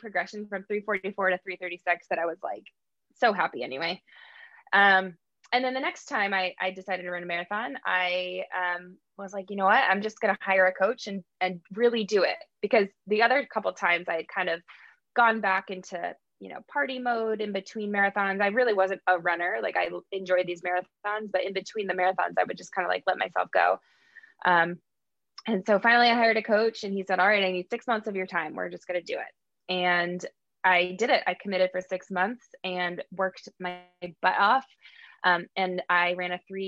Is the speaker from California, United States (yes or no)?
no; Hamden, Connecticut, United States; I am from Hamden, Connecticut.